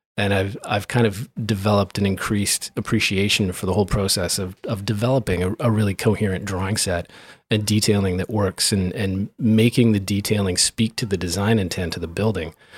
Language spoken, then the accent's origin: English; Grand Forks, North Dakota, United States; moved away; back home in where I grew up in Grand Forks